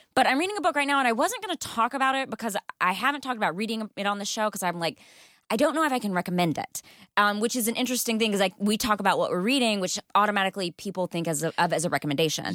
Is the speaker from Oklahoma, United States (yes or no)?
no; Texas, United States; now in Los Angeles, United States; I grew up in Texas, th-, where there's snakes in the pools